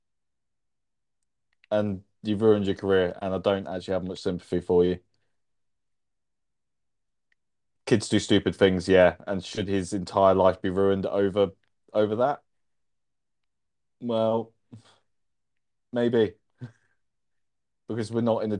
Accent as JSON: {"language": "English", "region": "England", "country": "United Kingdom", "said": "as an Englishman"}